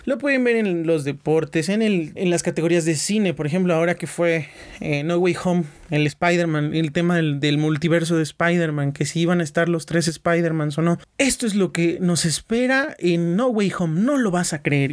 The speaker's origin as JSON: {"language": "Spanish", "country": "Mexico", "said": "como mexicanos"}